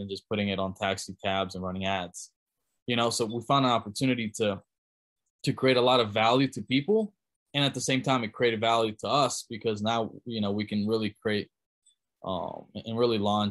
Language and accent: English; Germany; moved away; I grew up in Germany, so I spent most of my formative years there